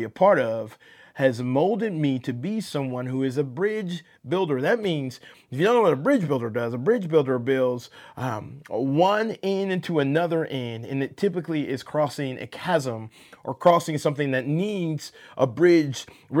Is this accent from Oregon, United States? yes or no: no; Atlanta, Georgia, United States; Being born and raised in Atlanta, you know, you have this accent from the South